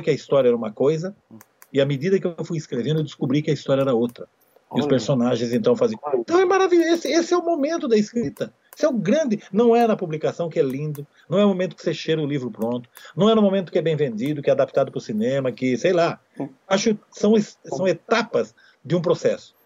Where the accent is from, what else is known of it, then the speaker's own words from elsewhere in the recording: Amparo, São Paulo, Brazil; Amparo, que é a minha cidade natal.